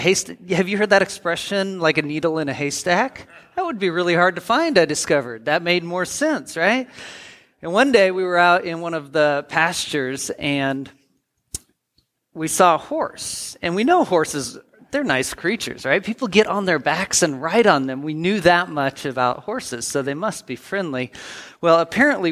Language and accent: English; United States; also born or lived in Portland; I grew up in the Tri-Cities a lot of my life, in Portland a couple years